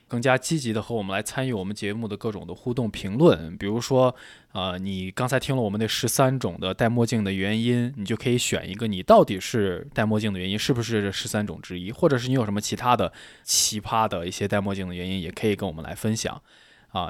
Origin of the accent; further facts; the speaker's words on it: Shaanxi, China; accent: Shaanxi dialect; 我们陕西话